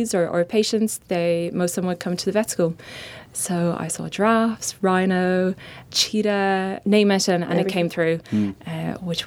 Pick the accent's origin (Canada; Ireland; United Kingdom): Ireland; Cavan, Ulster; accent: Irish; moved away; I'm Irish, as you can hear, and grew up in a very, very beautiful part of Ireland called Cavan